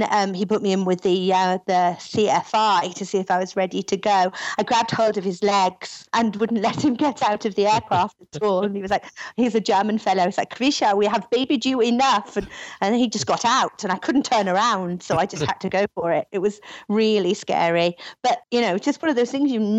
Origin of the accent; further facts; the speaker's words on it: Wales, United Kingdom; moved away as an adult; now in Sydney, Australia; I'm originally from Wales a long time ago, but I've been out here about 20 years